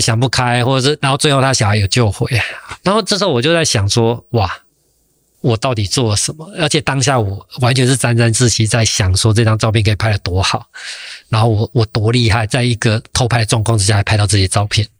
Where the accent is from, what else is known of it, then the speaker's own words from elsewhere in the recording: Taiwan; 我一个台湾人